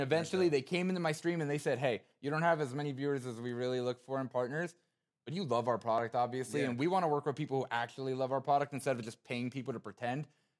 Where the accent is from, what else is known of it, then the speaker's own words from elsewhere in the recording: Wayne, New Jersey, United States; So Wayne was where I mainly grew up. I went to DePaul Catholic High School, if you guys know that high school. But, you know, living in New Jersey was a lot of fun.